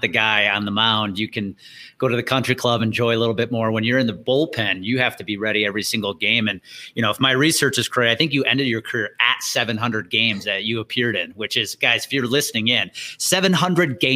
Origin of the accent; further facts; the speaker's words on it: 30 miles outside of Milwaukee, Wisconsin, United States; I grew up 30 miles outside of Milwaukee.